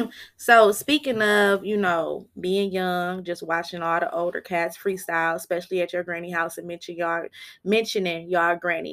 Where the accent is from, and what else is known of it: Flint, Michigan, United States; born or raised there